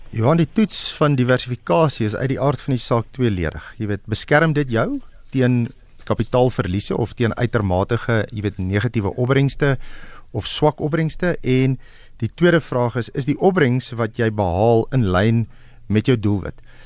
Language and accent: Afrikaans; South Africa; ons as Suid-Afrikaners